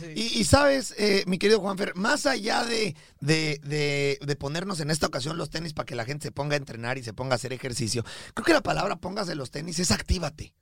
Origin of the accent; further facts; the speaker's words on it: Mexico; Rodrigo y yo somos mexicanos de nacimiento, pero colombianos de corazón